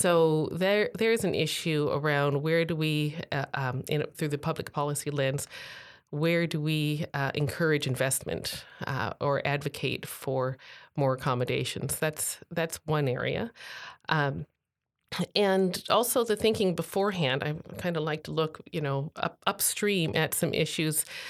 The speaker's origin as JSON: {"language": "English", "town": "Tacoma", "region": "Washington", "country": "United States", "tie": "born or raised there", "said": "here in my hometown"}